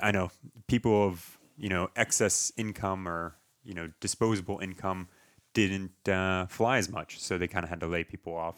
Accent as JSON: {"language": "English", "town": "Townsend", "region": "Massachusetts", "country": "United States", "tie": "born or raised there", "also_born_or_lived": "Nashua, New Hampshire", "moved": "as an adult", "lives_now": "Fort Worth, United States", "said": "I grew up in Townsend."}